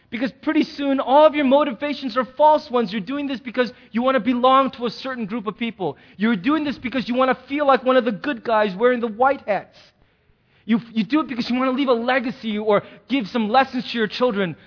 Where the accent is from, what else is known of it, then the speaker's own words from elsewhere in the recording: United States; we as American Christians